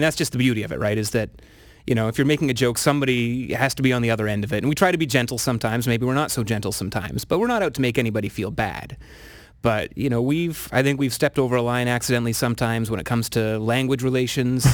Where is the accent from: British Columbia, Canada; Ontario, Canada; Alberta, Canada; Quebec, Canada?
Ontario, Canada; Ottawa; also born or lived in Sault Ste. Marie, Ontario; I grew up in Ottawa